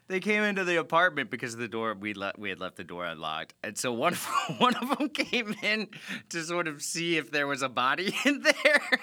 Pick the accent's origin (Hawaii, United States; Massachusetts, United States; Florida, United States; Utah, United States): Florida, United States; South; Fran and I are both P O Fs, people of Florida, meaning we were born and raised in Florida, South Florida specifically